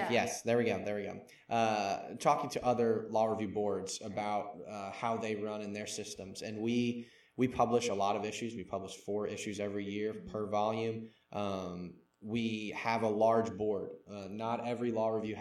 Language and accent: English; Mandeville, Louisiana, United States; I'm from Mandeville, Louisiana. Born and raised there